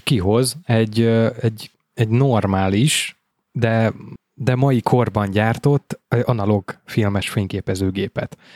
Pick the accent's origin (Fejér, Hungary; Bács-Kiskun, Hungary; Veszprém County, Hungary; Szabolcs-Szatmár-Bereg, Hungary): Veszprém County, Hungary; én ugye Veszprém megyei vagyok, tehát nekünk a Veszprém megyei napló járt